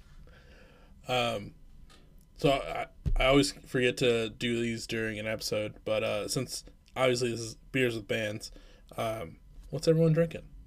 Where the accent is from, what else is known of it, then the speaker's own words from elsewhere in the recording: Iowa, United States; also born or lived in Midwest; now in Minneapolis, United States; I actually am more from Iowa